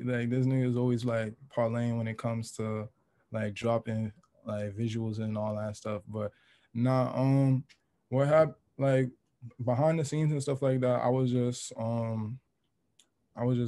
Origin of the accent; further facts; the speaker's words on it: New York City, New York, United States; I grew up in Queens since like I was born